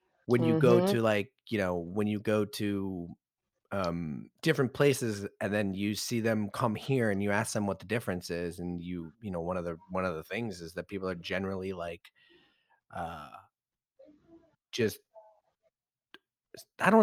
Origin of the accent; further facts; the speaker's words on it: United States; our identity as Americans